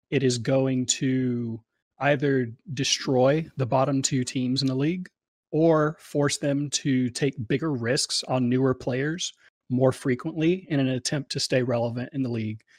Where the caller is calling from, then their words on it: Santa Monica, California, United States; also born or lived in Dallas; I'm calling from sunny Santa Monica now.